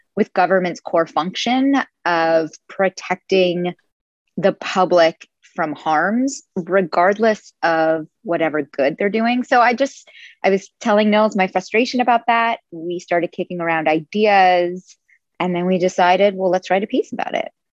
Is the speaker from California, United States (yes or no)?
yes; Silicon Valley, California, United States; I grew up in the Silicon Valley